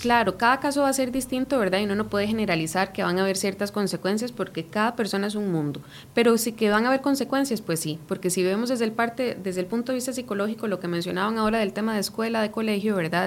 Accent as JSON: {"language": "Spanish", "country": "Costa Rica", "said": "nosotros como ticos"}